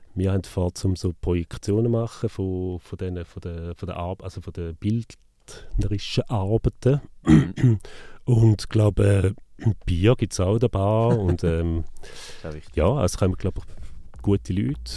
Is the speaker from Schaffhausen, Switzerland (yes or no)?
yes; Neuhausen am Rheinfall, Schaffhausen, Switzerland; Neuhaus am Rheinfall, gewesen, also wo ich aufgewachsen bin